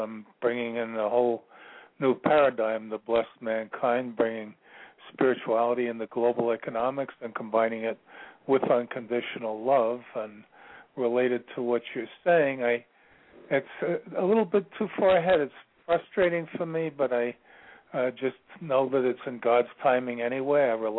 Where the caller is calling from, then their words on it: Virginia, United States; I'm calling from Virginia.